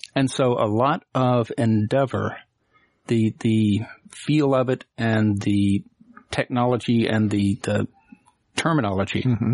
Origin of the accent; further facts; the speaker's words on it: Muscle Shoals, Alabama, United States; I'm from Alabama. Mm-hmm. Grew up in Muscle Shoals, Alabama, which is the heart of recording in the South.